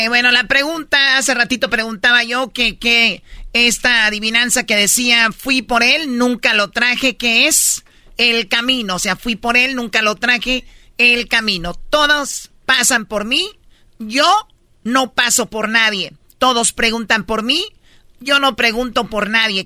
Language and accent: Spanish; Tepatitlán, Jalisco, Mexico; soy de Tepatitlán